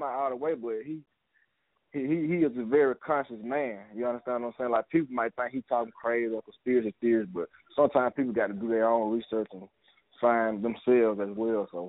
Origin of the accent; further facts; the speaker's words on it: Alabama, United States; let these folks know that I'm from Alabama